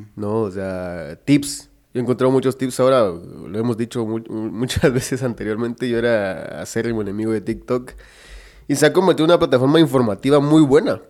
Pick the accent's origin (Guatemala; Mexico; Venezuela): Guatemala; nosotros como guatemaltecos